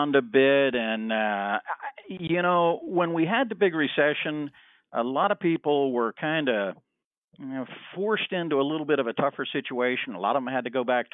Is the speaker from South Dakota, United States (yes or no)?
no; Miami, Florida, United States; I grew up in Miami, and there was a boat builder right next door to us